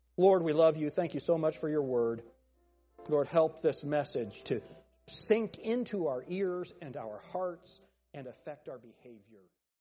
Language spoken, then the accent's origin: English; United States; I'm American